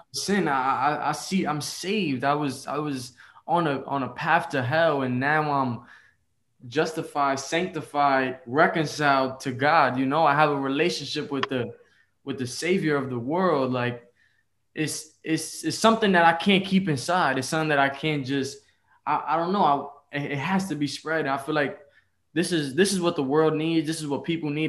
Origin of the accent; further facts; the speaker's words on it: New York City, New York, United States; I was born in the Bronx, New York